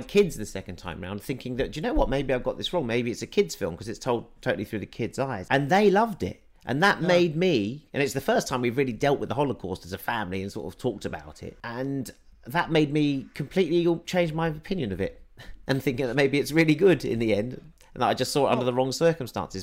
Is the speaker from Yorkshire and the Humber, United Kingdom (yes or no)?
no; London, United Kingdom; I grew up Jewish in Northwest London